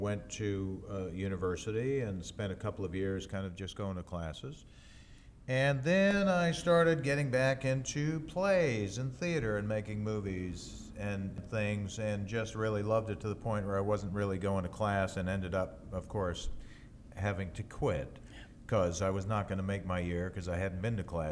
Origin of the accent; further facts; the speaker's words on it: Hamilton, Ontario, Canada; moved away; I'm from Hamilton, which is about 40, 45 minutes southwest